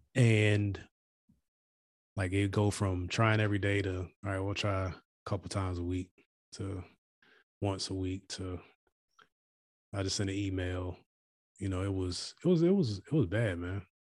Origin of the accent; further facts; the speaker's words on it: United States; as an American